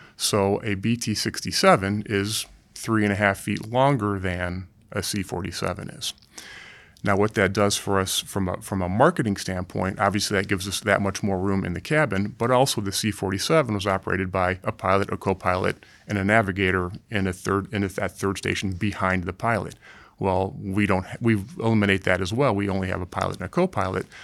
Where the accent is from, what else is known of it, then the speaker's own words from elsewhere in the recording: Ohio, United States; I grew up in the Midwest in Ohio